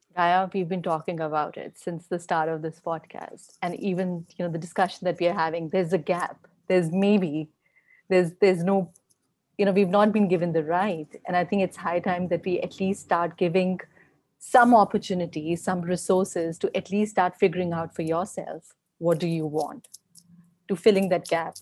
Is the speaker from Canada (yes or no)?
no; India; me being an Indian